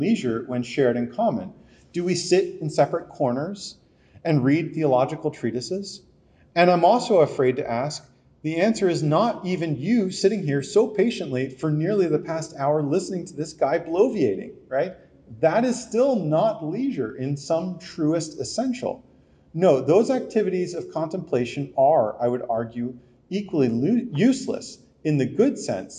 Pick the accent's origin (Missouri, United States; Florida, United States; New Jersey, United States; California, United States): New Jersey, United States; I'm from New Jersey.